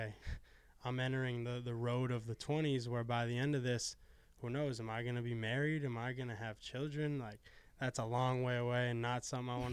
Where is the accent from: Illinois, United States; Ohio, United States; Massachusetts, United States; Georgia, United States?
Massachusetts, United States; Arlington; I'm from Arlington, Massachusetts, about 25 minutes north of Emerson College